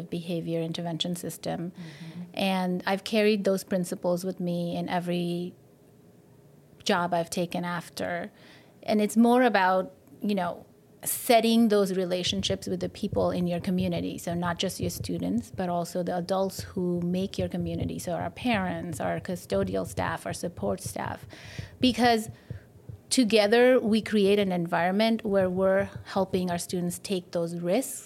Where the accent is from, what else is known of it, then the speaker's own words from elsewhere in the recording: India; moved away as an adult; also born or lived in Japan / Texas; now in Bay Area, United States; I grew up in India